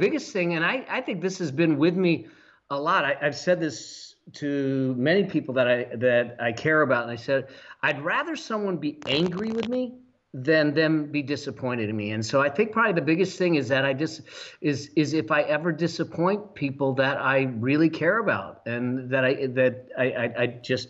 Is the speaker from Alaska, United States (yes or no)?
no; Los Angeles, California, United States; now in Laguna Beach, United States; I actually was born and raised here in the San Fernando Valley, and my mom still lives in the same house I was raised in.